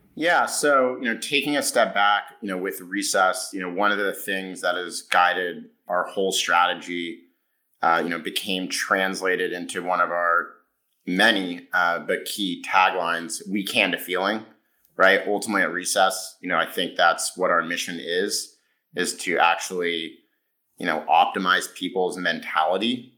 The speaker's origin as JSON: {"language": "English", "region": "California", "country": "United States", "tie": "born or raised there", "said": "I grew up in California"}